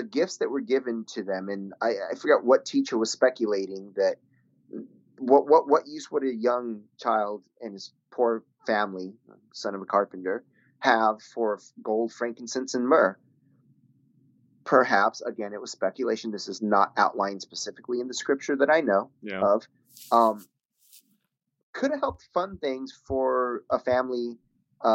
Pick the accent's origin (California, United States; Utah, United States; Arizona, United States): California, United States; Claremont; moved away; it was a church in my hometown back in Claremont, California